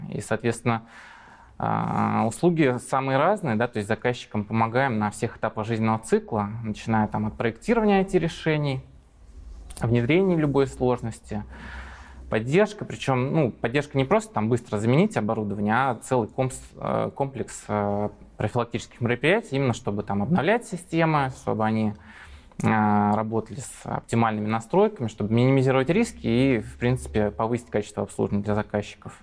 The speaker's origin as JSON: {"language": "Russian", "region": "Moscow", "country": "Russia", "also_born_or_lived": "Ilmenau, Germany", "said": "Я москвич"}